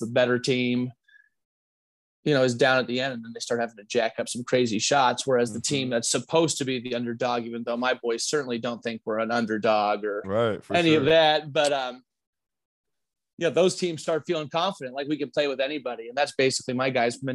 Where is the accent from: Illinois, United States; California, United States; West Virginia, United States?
Illinois, United States; Chicago; now in Arizona, United States; I'm from Chicago originally